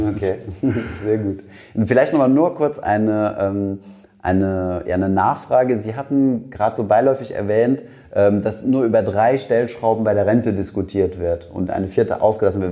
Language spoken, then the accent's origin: German; Germany; wir als Deutsche